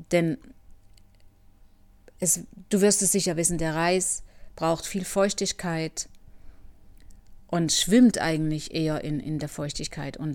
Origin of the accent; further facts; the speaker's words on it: Germany; Und so es, ging es auch mir als Deutsche. Ich wurde respektiert und im Gegenteil, die haben eher noch mich als äh, was Besonderes gesehen